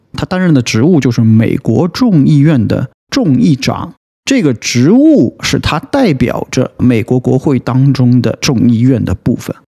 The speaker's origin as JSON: {"language": "Chinese", "country": "China", "said": "我们中国人"}